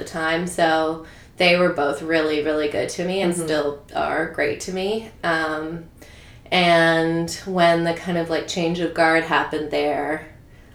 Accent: Toronto, Ontario, Canada; also born or lived in New York; I grew up in Toronto.

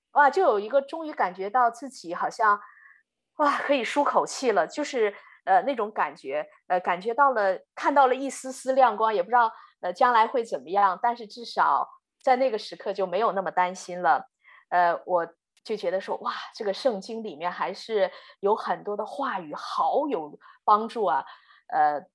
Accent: Inner Mongolia, China; also born or lived in Florida, United States / Pennsylvania, United States; now in Texas, United States; 我从小呢是在中国的内蒙古长大。呃，我的父母都是在学校做教育工作的

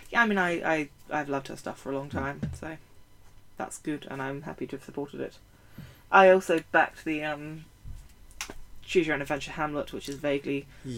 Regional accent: United Kingdom; I'm British

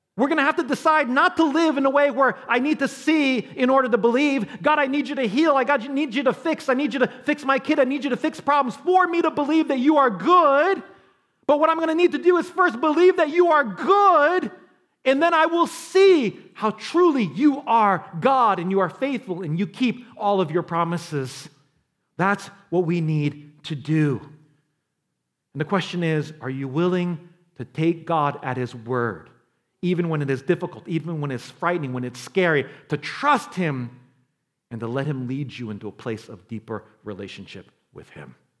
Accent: New York City, New York, United States; I'm from New York. I was born in the Bronx

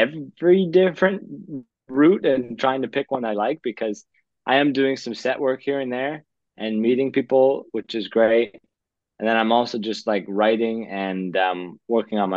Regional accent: Calgary, Alberta, Canada; moved away as an adult; now in Vancouver, Canada; I'm from Calgary, but I'm living in Vancouver right now

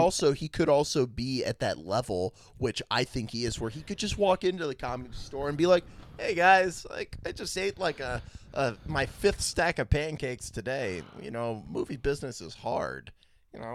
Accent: Washington, District of Columbia, United States; my hometown D C.

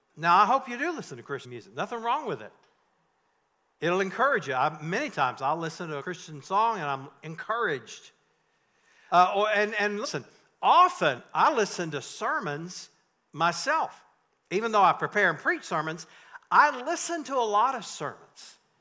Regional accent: North Carolina, United States; I grew up in North Carolina in tobacco country

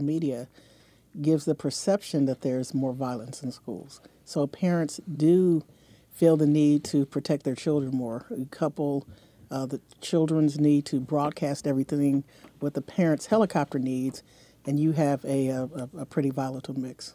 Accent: San Diego, California, United States; I grew up in Southern California

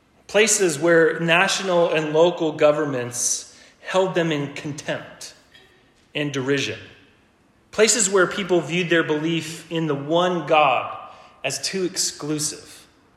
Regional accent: Ellensburg, Washington, United States; born there; also born or lived in Colorado / Oregon; So I was born in Ellensburg, Washington, and while my dad was playing football for Central.

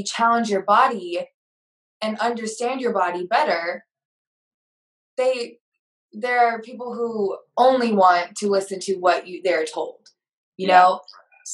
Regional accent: the South, United States; also born or lived in Fort Worth; now in Houston, United States; I'm from the South

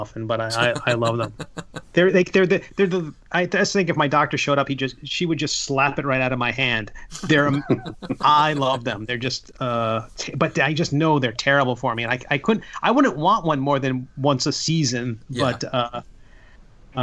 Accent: Long Island, New York, United States; also born or lived in Virginia / DC area; now in Florida, United States; I grew up on Long Island in New York

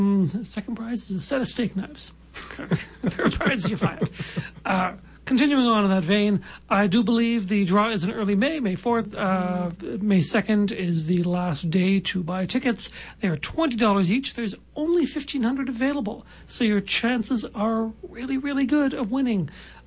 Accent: Halifax, Nova Scotia, Canada; now in Regina, Canada; I'm from Halifax.

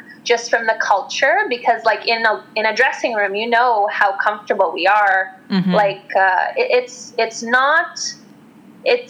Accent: Western Canada, Canada; I grew up in Western Canada

